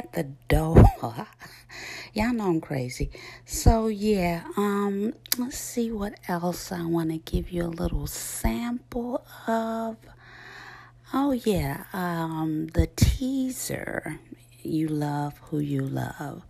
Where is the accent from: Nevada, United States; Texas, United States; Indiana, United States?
Indiana, United States; Gary; my hometown, Gary, Indiana.